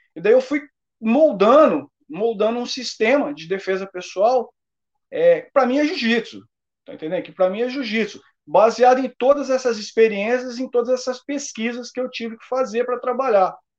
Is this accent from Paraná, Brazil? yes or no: yes; Paraná, Brazil; Sou do Paraná